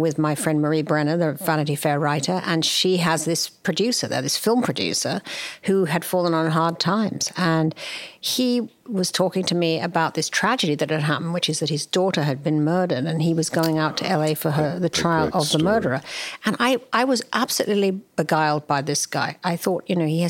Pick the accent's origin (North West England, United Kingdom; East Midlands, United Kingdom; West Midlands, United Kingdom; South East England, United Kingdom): South East England, United Kingdom; near Henley-on-Thames; moved away as an adult; now in United States; I was raised in England. I grew up in the country near Headley-on-Thames, which is about an hour or so from London.